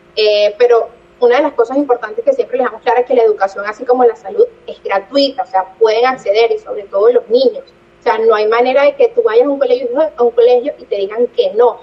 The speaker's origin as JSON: {"language": "Spanish", "town": "Caracas", "region": "Capital District", "country": "Venezuela", "moved": "as an adult", "lives_now": "Barranquilla, Colombia", "said": "yo soy de Caracas, yo amo mi ciudad"}